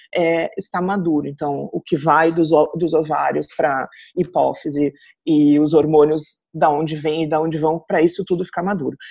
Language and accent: Portuguese; Rio Grande do Sul, Brazil; moved away as an adult; also born or lived in Santa Catarina; now in Blumenau, Brazil; vim morar numa cidade do interior aqui de Santa Catarina, mas eu sou gaúcha